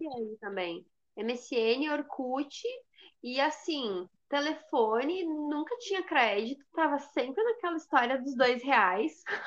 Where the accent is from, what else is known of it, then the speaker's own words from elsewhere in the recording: coast of Rio Grande do Sul, Brazil; eu sou do litoral do Rio Grande do Sul